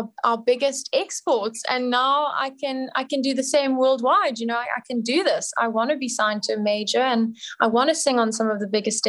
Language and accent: English; South Africa; I'm South African